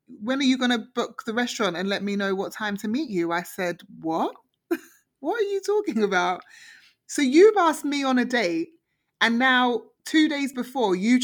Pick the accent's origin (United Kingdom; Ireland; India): United Kingdom; also born or lived in Toronto; now in Canada; we always get slated as British